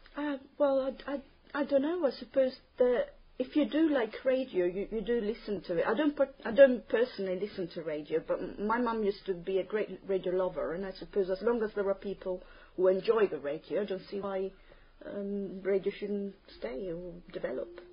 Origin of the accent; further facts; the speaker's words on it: Terni, Umbria, Italy; English is a second language; I'm from Terni, Italy.